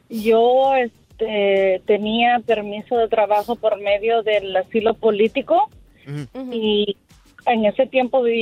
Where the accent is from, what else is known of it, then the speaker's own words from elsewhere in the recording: Nicaragua; moved away; Yo soy nicaragüense, te decía, y entré hace dos años a este país y pedí asilo